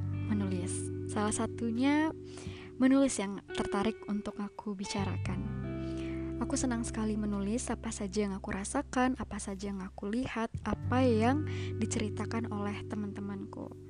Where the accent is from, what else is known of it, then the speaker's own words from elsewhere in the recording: Kandis, Riau, Indonesia; also born or lived in Pekanbaru; Aku lahir di Kandis 17 Juni